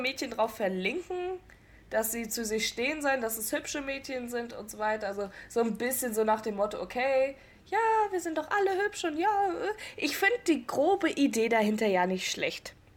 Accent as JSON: {"language": "German", "town": "Rostock", "region": "Mecklenburg-Vorpommern", "country": "Germany", "said": "Bin ebenfalls 19 Jahre alt, komme ebenfalls aus Rostock"}